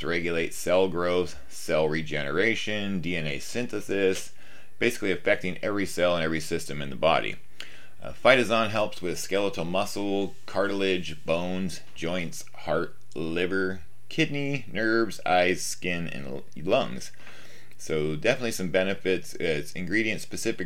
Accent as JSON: {"language": "English", "region": "Washington", "country": "United States", "said": "I am from Washington State, up in the northwest corner, the great Pacific Northwest"}